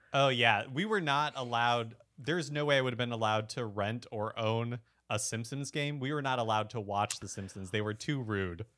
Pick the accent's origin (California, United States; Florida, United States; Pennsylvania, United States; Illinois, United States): California, United States; Bakersfield; also born or lived in Salt Lake City, Utah; we moved to like Central California when I was six.